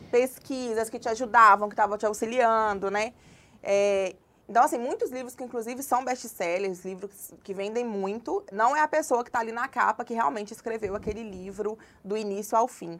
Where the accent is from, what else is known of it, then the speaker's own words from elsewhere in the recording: Congonhas, Minas Gerais, Brazil; also born or lived in João Monlevade / Mariana; now in Belo Horizonte, Brazil; Na verdade, eu nasci em João Molevade, mas eu cresci em Congonhas, que é uma cidade também no interior de Minas, uma cidade histórica.